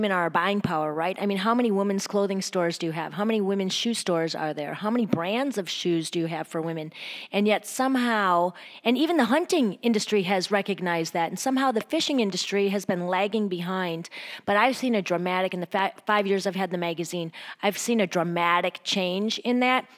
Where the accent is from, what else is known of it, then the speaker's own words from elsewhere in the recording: Wisconsin, United States; moved away; also born or lived in Chicago; my hometown in Wisconsin